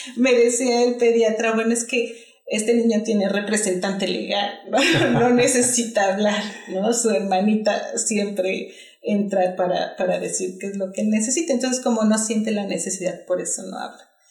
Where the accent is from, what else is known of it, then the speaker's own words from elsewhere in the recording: Mexico; moved away as an adult; now in Australia; soy mexicana